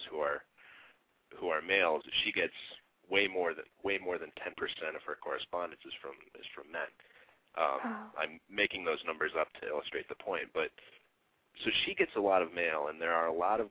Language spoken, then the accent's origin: English; Midwest, United States; moved away; also born or lived in Grand Rapids, Michigan / Florida / St. Louis / Norfolk, Virginia; I grew up mainly in the Midwest.